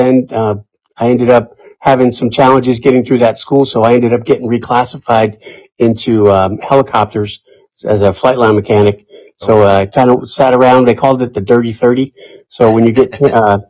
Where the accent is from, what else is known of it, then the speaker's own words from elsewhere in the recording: New York, United States; moved away as an adult; also born or lived in Irvine, California; I grew up in New York